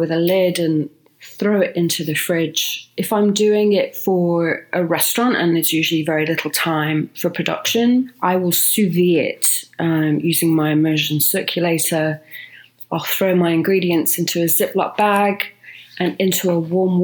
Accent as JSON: {"language": "English", "country": "United Kingdom", "moved": "yes", "lives_now": "Los Angeles, United States", "said": "as a Brit"}